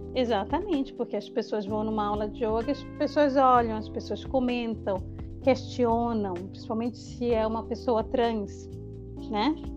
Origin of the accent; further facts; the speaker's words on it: Brazil; moved away; a professora que sou eu, que sou brasileira